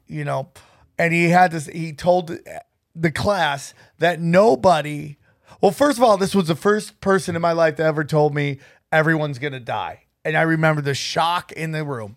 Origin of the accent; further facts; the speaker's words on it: upstate New York, United States; I grew up in upstate New York in a very small town